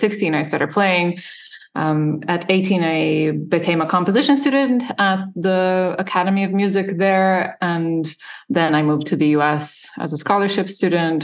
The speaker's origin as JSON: {"language": "English", "country": "Serbia", "tie": "born or raised there", "also_born_or_lived": "Illinois", "moved": "as an adult", "lives_now": "United States", "said": "I grew up in Serbia"}